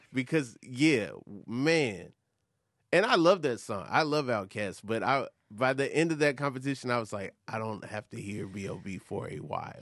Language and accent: English; Atlanta, Georgia, United States; moved away; growing up in Atlanta